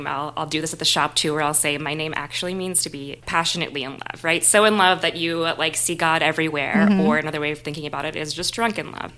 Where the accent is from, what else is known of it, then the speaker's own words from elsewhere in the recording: Lafayette, Louisiana, United States; also born or lived in Iran (family); I was born in Lafayette